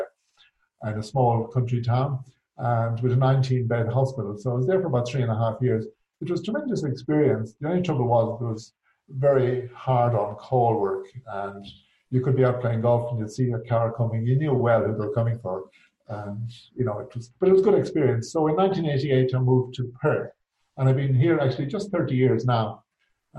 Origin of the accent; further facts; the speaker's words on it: County Mayo, Connacht, Ireland; moved away as an adult; also born or lived in Galway; now in Western Australia, Australia; I'm originally from County Mayo